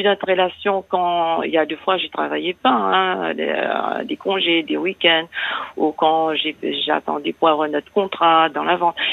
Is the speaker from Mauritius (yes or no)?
yes; Mauritius; now in France; Je suis d'origine mauricienne.